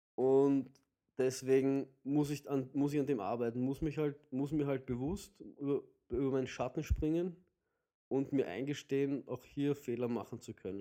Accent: Vienna, Austria; bei uns in Wien würde man sagen, halt die, die, die, die sudern die ganze Zeit oder die raunzen die ganze Zeit

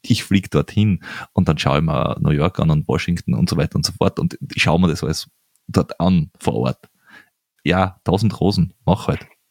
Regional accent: Austria; als Österreicher

